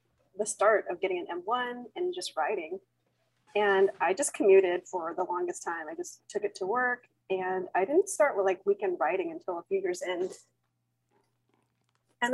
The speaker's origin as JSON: {"language": "English", "area": "Bay Area", "region": "California", "country": "United States", "tie": "born or raised there", "said": "I am from the Bay Area, California, United States, born and raised."}